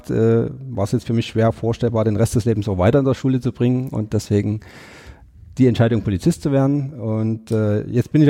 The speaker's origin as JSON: {"language": "German", "town": "Chemnitz", "region": "Saxony", "country": "Germany", "tie": "born or raised there", "said": "Ich bin gebürtiger Sachse, also ich bin in Chemnitz groß geworden, meine Frau stammt aus Görlitz, wir haben uns in Dresden kennengelernt, also wir fühlen uns wirklich an vielen Orten in Sachsen zu Hause"}